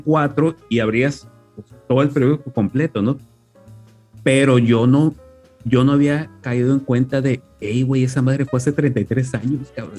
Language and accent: Spanish; Culiacán, Sinaloa, Mexico; yo vengo de Culiacán